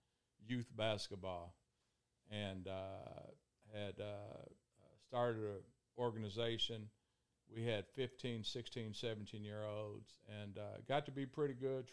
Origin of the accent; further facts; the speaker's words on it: Ohio, United States; moved away as an adult; I'm originally from Ohio, small town in Ohio, about the size of Dixon